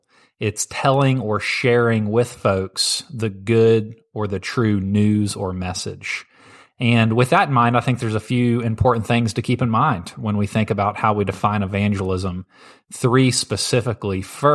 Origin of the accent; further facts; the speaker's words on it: St. Louis, Missouri, United States; also born or lived in Tennessee; Yeah, and I came from St. Louis, so I'm a Blues fan.